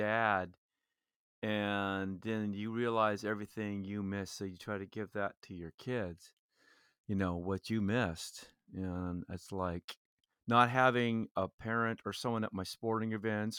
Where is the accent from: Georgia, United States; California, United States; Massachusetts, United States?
California, United States; Fullerton; also born or lived in Orange, California / Porterville, California / Tustin, California; I was born right here in Orange, just about a mile or two from here at St. Joseph's Hospital. Was raised mostly in Fullerton, California